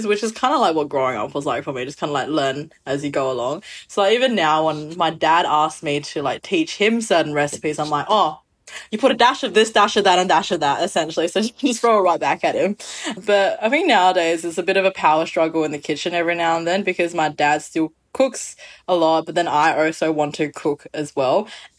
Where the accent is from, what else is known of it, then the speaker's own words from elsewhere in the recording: Wuxi, Jiangsu, China; I grew up with a Wuxi cuisine, which is my hometown is.